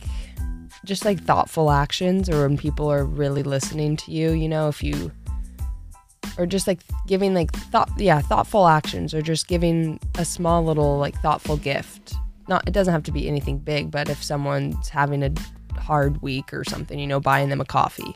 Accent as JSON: {"language": "English", "town": "Tustin", "region": "California", "country": "United States", "tie": "born or raised there", "said": "my hometown, good old Tustin, California"}